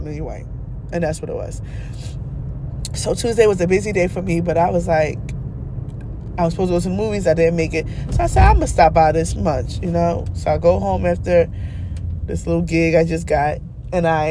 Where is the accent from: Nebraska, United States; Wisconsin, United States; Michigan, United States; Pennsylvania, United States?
Pennsylvania, United States; Philadelphia; I'm from Philly